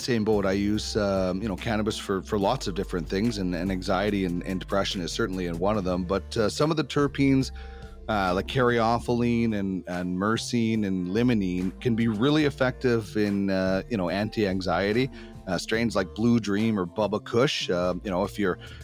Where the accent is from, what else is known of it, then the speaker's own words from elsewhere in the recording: Manitoba, Canada; I'm from Manitoba